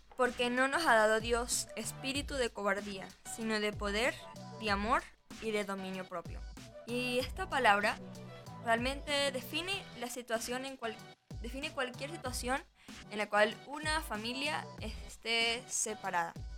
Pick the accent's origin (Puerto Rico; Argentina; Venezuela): Venezuela; also born or lived in Margarita Island; now in Chile; tu país, de donde tú vienes